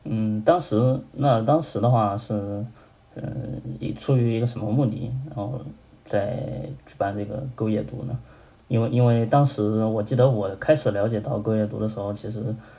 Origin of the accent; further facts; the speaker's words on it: Hunan, China; moved away as an adult; also born or lived in Chengdu; 我当时是从成都回我老家湖南